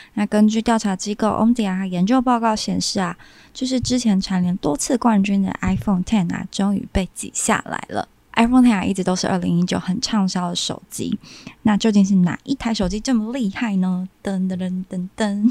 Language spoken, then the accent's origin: Chinese; Kaohsiung, Taiwan; moved away as an adult; now in Taipei, Taiwan; 我是高雄人嘛，然后所以搬来台北工作